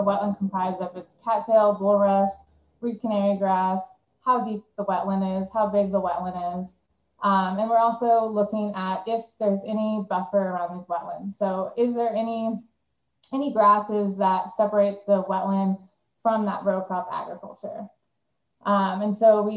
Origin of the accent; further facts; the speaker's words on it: Northern California, United States; moved away as an adult; now in Louisiana, United States; I'm from Northern California